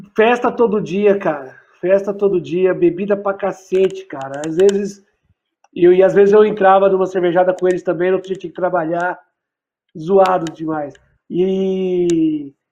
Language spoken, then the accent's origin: Portuguese; Fortaleza, Ceará, Brazil; also born or lived in São Paulo; Eu nasci em São Paulo, mas eu vim de São Paulo para cá com 4 anos. É... De pra Fortaleza, na verdade, mudei.